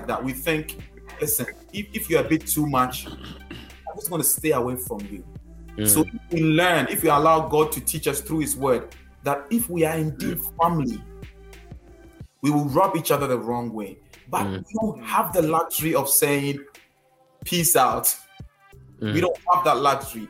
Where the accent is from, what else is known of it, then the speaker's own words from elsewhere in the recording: Ghana; accent: Ghanaian; my Ghanaian accent